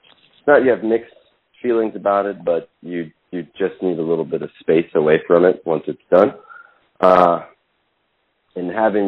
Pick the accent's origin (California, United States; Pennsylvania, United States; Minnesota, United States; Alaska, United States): California, United States; Oakland; I'm from Oakland.